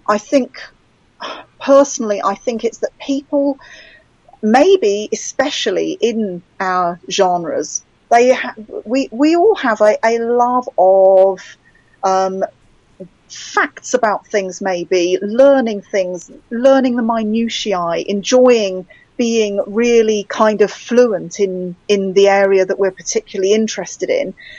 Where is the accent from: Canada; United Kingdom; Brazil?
United Kingdom; I'm British.